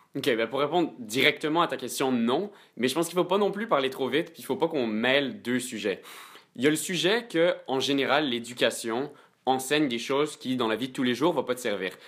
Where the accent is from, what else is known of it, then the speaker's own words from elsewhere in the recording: Quebec, Canada; 100% québécois, mes deux parents sont québécois